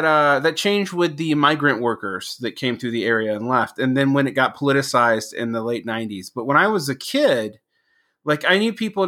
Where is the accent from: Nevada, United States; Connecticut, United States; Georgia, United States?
Georgia, United States; moved away as an adult; also born or lived in Mexico / Egypt / Asia; When I was growing up in the South in the 1980s, I'm originally from Georgia